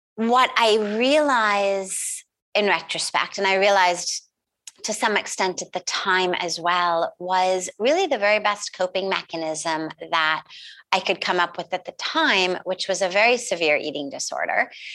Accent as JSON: {"language": "English", "town": "Los Angeles", "region": "California", "country": "United States", "tie": "born or raised there", "said": "I grew up in California, in Los Angeles, quite literally in Hollywood or the Hollywood Hills"}